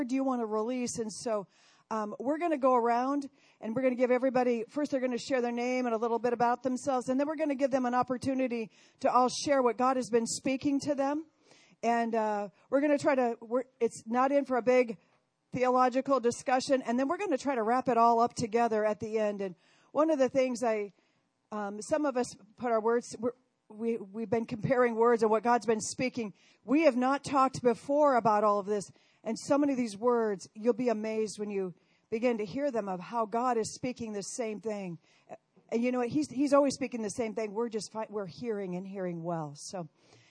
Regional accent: Council Bluffs, Iowa, United States; I am originally from Iowa, Council Bluffs, Iowa. I was raised on a farm over there.

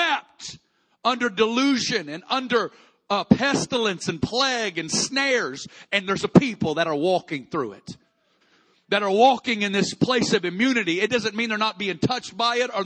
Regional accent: Kansas City, Missouri, United States; I'm from Kansas City, we get tornadoes

